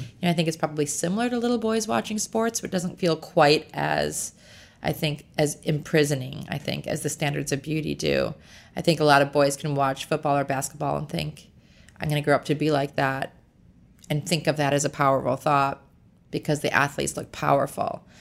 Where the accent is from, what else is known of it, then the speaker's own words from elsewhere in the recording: Chicago, Illinois, United States; now in Los Angeles, United States; I was born and raised in Chicago